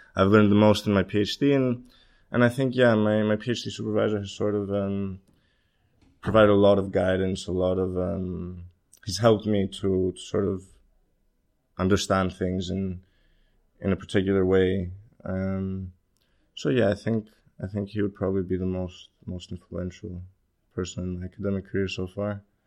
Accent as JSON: {"language": "English", "country": "Greece", "tie": "born or raised there", "also_born_or_lived": "Copenhagen, Denmark / Los Angeles, United States", "moved": "as an adult", "lives_now": "London, United Kingdom", "said": "I'm Greek. I was, uh, I was born in Copenhagen, but, um, my family moved to Greece when I was three. I grew up there."}